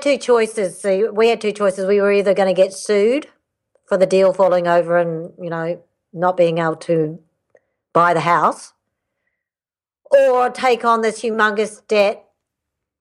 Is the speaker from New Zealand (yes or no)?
yes; New Zealand; moved away as an adult; also born or lived in Canada; I'm Canadian born, but my parents migrated to New Zealand when I was 8